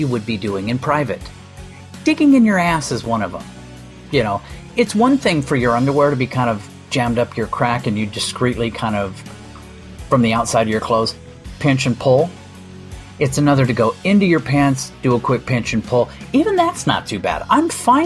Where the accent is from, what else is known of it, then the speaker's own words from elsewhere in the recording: United States; that's where I'm from.